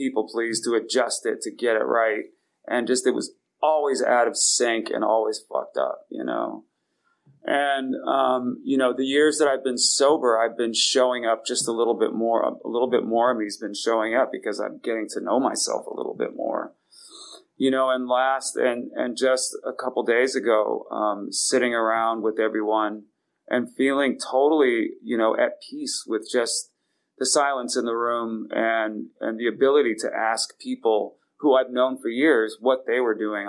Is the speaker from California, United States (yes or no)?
yes; San Francisco, California, United States; I was born in San Francisco with my father and my mom